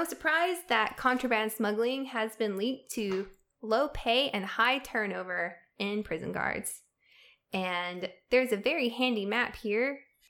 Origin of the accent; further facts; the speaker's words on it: the South, United States; And as a Southerner, I feel really disturbed by this information because, as we've mentioned before, for-profit prisons are kind of centered in the South